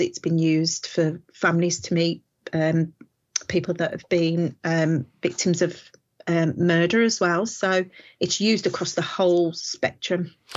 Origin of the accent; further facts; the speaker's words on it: Walsall, West Midlands, United Kingdom; I am from the West Midlands in a place called Warsaw